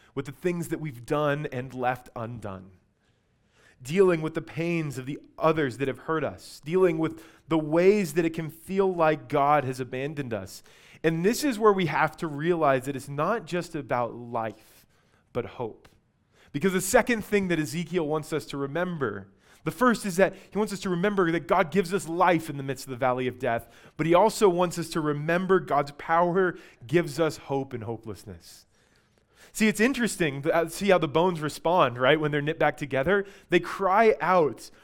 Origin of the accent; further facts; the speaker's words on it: Albuquerque, New Mexico, United States; I grew up in Albuquerque